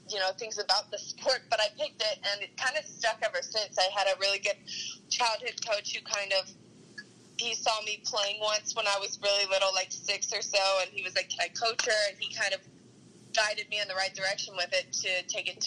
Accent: St. Louis, Missouri, United States; Yes, mm-hmm. born and raised here.

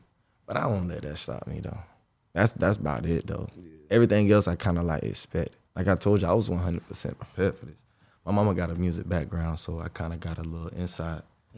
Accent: Jacksonville, Florida, United States; Jacksonville, Florida. I'm from Jacksonville, Northside

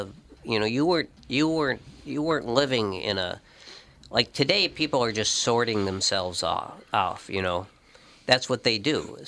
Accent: St. Paul, Minnesota, United States; I grew up on Creighton Avenue in St. Paul

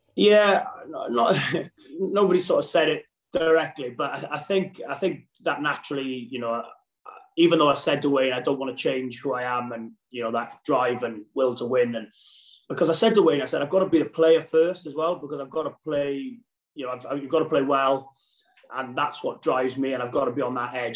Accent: Wales, United Kingdom

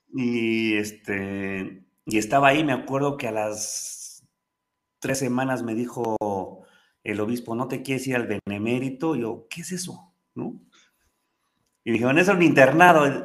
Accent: Pachuca, Hidalgo, Mexico; also born or lived in Mexico City; Yo nací en la Ciudad de México. Mi mamá es de Pachuca, mi papá es de Jalisco, de este, Jalostotitlán, de los Altos de Jalisco. Pero yo vivía en la Ciudad de México, nací en la Ciudad de México, ahí este, en viaducto. Y pues, yo estaba bien, pero a los tres años eh, fallece mi abuela materna y se tiene un accidente mi abuelo materno y nos venimos a Pachuca

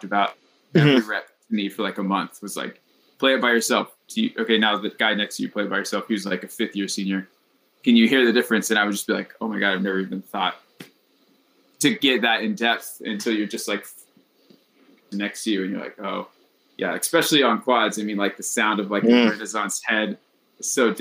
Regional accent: North Carolina, United States; moved away as an adult; also born or lived in North Texas; I grew up in North Carolina, just like kind of middle of nowhere high school

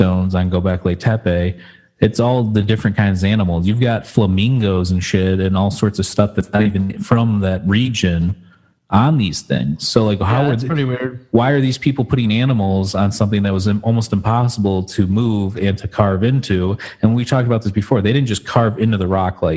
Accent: Detroit, Michigan, United States; we're from the Detroit area

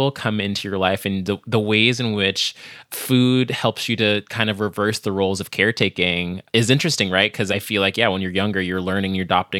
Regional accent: Virginia, United States; I'm from Virginia by way of my parents, who are from Jamaica

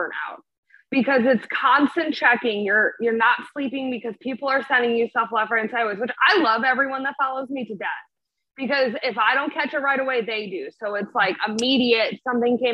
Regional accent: Chicago, Illinois, United States; I'm from Illinois. I'm from Chicago.

